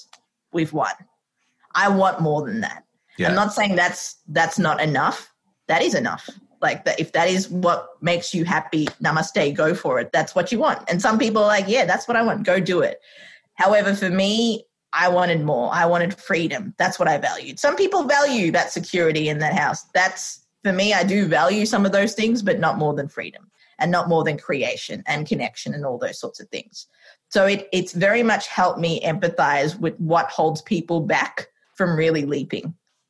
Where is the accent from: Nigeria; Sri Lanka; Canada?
Sri Lanka; now in Australia; I'm like, Australia. It's like, are you originally from there? I'm like, no, I'm from Sri Lanka.